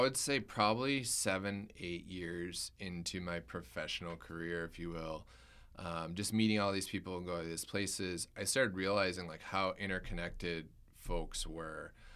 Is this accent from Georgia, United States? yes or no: no; Michigan, United States; I grew up in Michigan